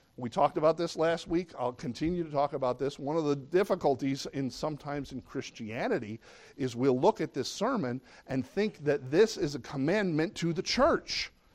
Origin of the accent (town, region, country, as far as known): United States